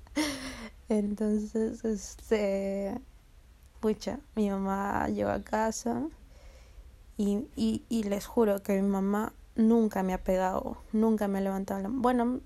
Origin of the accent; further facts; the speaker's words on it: Peru; la uni es este, la Universidad Nacional de Ingeniería, aquí en mi país